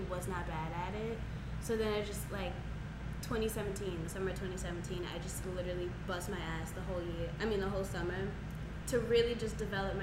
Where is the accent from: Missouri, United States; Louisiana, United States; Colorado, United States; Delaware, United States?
Louisiana, United States; New Orleans; I'm from New Orleans